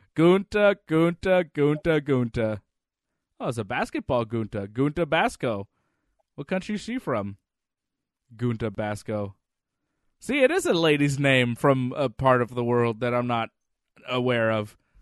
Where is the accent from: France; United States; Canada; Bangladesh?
Canada; I'm Canadian